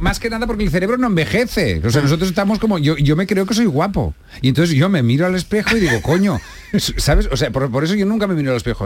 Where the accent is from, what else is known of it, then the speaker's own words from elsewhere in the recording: Catalonia, Spain; yo soy un catalán muy mal catalán.